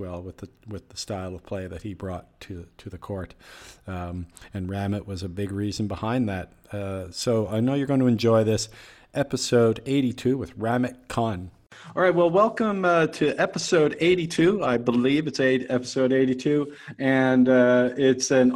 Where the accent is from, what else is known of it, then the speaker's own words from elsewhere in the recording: Halifax, Nova Scotia, Canada; my hometown of Halifax